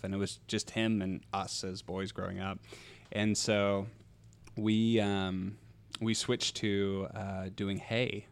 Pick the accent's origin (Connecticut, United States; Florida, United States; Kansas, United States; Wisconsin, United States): Kansas, United States; also born or lived in Australia; my brother and I, we grew up here, uh, just north of town